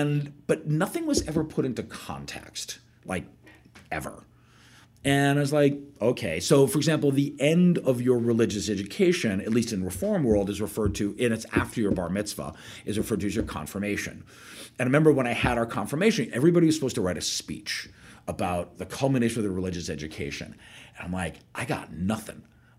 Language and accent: English; Connecticut, United States; moved away as an adult; also born or lived in Boston / Wisconsin / Finland; now in Mexico City, Mexico; And I grew up in Connecticut.